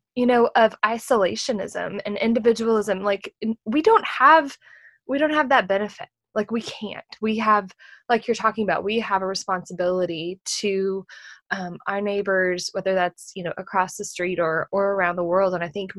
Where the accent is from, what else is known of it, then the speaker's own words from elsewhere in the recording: Texas, United States; I'm a Texan